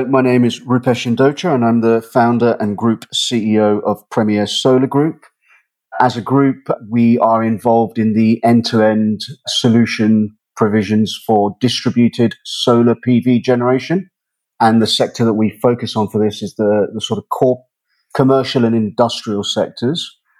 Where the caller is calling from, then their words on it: Dubai, United Arab Emirates; Yes, today I'm calling in from Dubai.